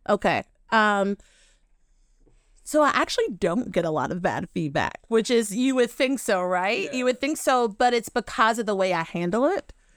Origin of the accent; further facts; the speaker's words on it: Western Kentucky, United States; now in Rhode Island, United States; I'm from Western Kentucky, where we do, where we wear shoes and don't marry our cousins